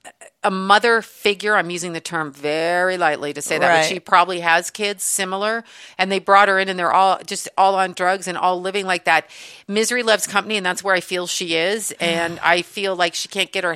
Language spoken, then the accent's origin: English; Canada; I'm Canadian.